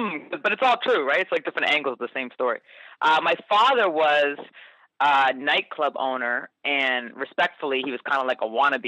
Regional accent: Canada; moved away as an adult; also born or lived in New York City, United States; a white chick from Canada

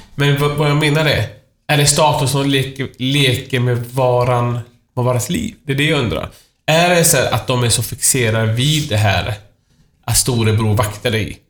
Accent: Iran; now in Sweden; mitt hemland Iran

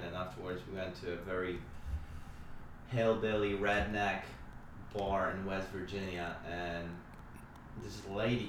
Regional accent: Krakow, Lesser Poland, Poland; English is a second language; moved away as an adult; now in Pittsburgh, United States; I'm from Krakow

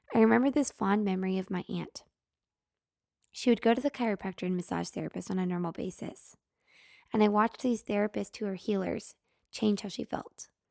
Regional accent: Oregon City, Oregon, United States; growing up in Oregon City, Oregon

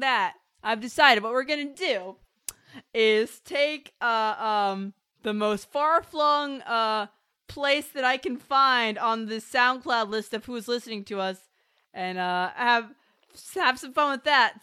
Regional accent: United States; I'm American.

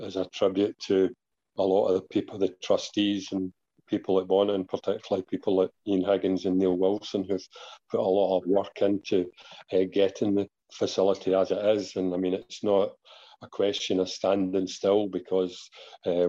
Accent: Kilmarnock, Scotland, United Kingdom; I came from Kilmarnock.

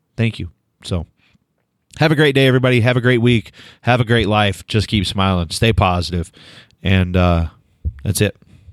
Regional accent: Delaware, Oklahoma, United States; moved away; my hometown

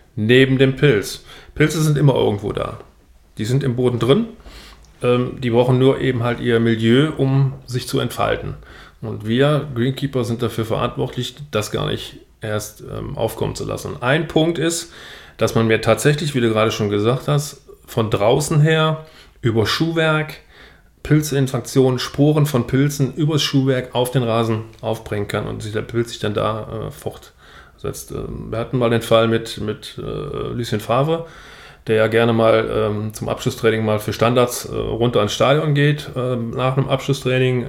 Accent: Niederkrüchten, North Rhine-Westphalia, Germany; Ich komme hier aus Niederkrüchten, kurz vor der holländischen Grenze.

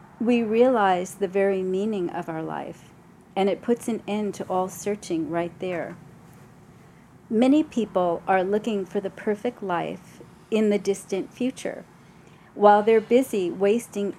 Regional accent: New York City, New York, United States; I'm from New York

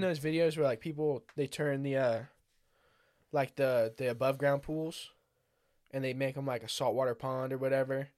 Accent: United States; I'm from America

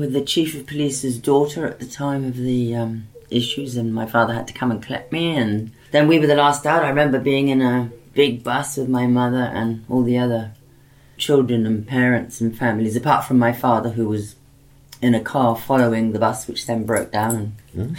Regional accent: Cairo, Cairo Governorate, Egypt; also born or lived in Liberia / Fiji; So I ended up growing up in West Africa and Liberia, in North Africa and Egypt, South Pacific, Fiji.

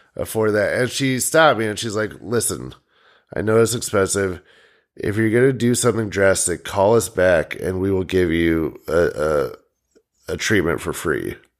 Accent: United States; We're all just from the Quad Cities

